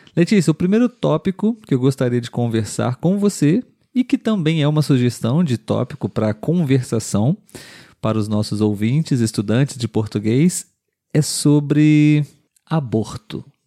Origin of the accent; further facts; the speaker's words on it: Brazil; nós somos brasileiros